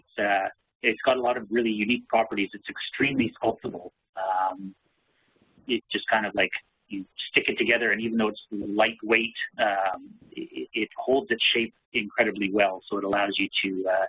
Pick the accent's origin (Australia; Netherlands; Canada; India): Canada; I'm a Canadian